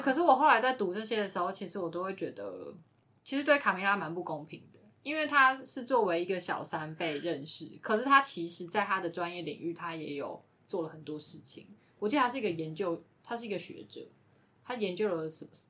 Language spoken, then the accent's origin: Chinese; Taiwan; 比如说我们台湾人，我们并没有那种王室的传统